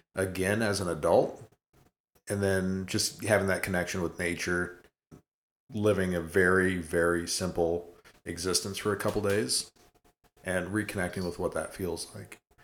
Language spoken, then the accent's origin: English; Colorado, United States; when I was a kid, growing up in Colorado